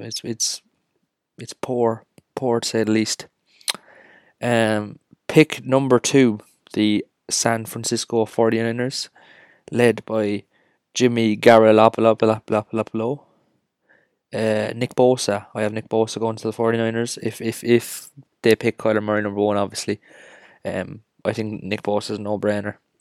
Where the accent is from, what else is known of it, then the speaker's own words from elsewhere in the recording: Cork, Munster, Ireland; We are from Cork, Ireland